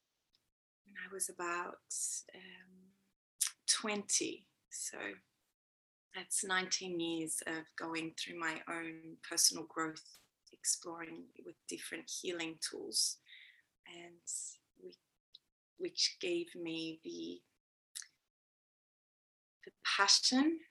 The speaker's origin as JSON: {"language": "English", "country": "Australia", "tie": "born or raised there", "accent": "Australian", "moved": "as an adult", "lives_now": "Sweden", "said": "you can probably hear I have an Australian accent"}